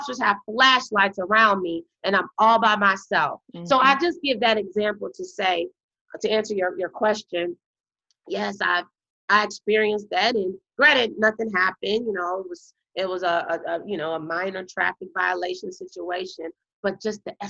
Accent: Illinois, United States; moved away as an adult; also born or lived in Addison, Texas; now in Texas, United States; I'm from Illinois in Texas.

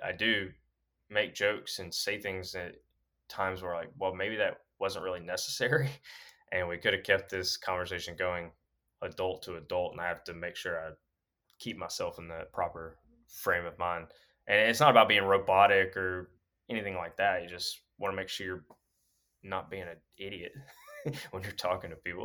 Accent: Alabama, United States; now in Pennsylvania, United States; coming from Alabama

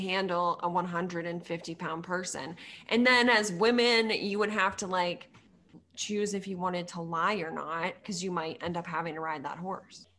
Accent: Sudbury, Massachusetts, United States; moved away as an adult; also born or lived in Purdue (Indiana); I grew up in Sudbury, so, like, forty-five minutes outside of the city.

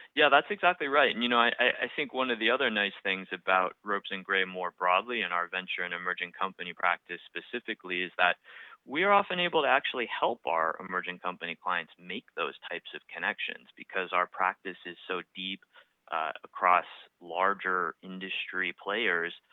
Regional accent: outside of Boston, Massachusetts, United States; born or raised there; also born or lived in Vail, Colorado

